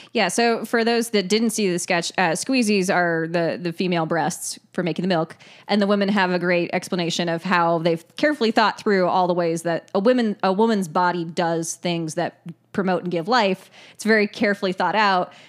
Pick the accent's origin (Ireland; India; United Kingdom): Ireland; I'm Irish